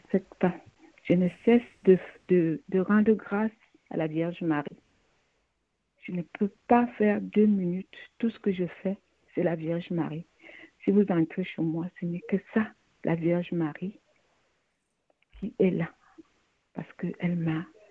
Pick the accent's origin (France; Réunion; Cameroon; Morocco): Cameroon; Je suis une Camerounaise